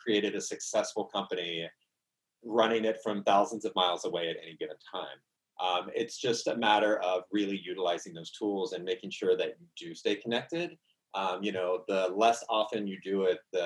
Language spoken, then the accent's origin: English; the South, Southern United States, United States; accent: Southern; my Southern accent just came out